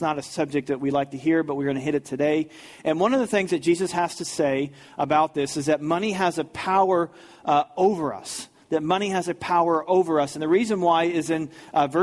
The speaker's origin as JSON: {"language": "English", "town": "St. Louis", "region": "Missouri", "country": "United States", "tie": "born or raised there", "said": "growing up in the St. Louis area, in 1987"}